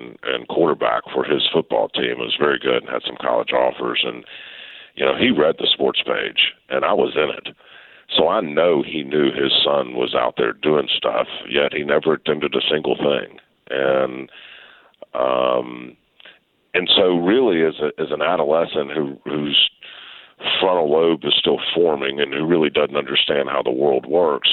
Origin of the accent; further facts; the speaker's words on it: Memphis, Tennessee, United States; I grew up in Memphis.